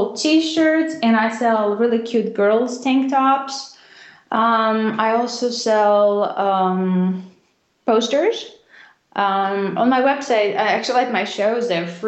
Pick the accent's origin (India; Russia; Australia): Russia; Because, you know, I grew up not just in Russia. I mean, I grew up in the very, very end of Soviet Union when things were just incredibly difficult. And in Russia, all we thought in the 90s was how to survive.